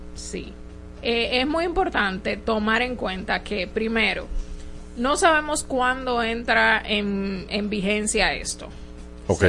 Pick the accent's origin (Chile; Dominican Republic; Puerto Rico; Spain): Dominican Republic; nosotros como dominicanos